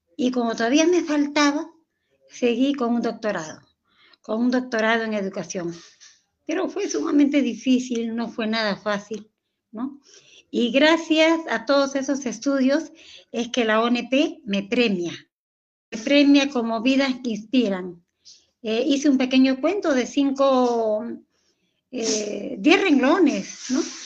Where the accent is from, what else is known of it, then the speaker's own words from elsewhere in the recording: Lima, Peru; yo soy de Lima, Perú